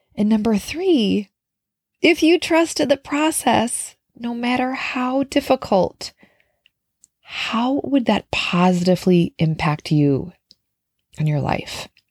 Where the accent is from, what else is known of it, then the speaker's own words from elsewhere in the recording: Minnesota, United States; now in New York City, United States; I live in New York City, but I'm from Minnesota.